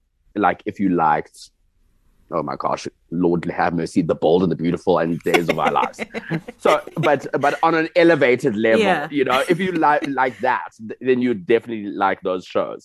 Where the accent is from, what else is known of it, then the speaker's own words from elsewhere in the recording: United States; What I'm from the United States.